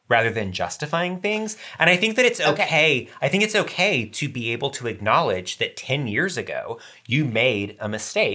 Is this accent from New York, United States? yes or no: no; Macon, Georgia, United States; moved away as an adult; now in Atlanta, United States; my hometown in Macon, Georgia